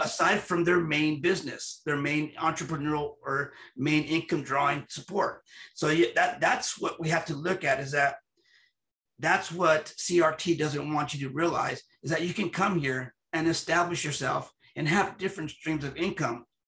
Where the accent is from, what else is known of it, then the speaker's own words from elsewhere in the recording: United States; I'm an American citizen with Latino ethnicity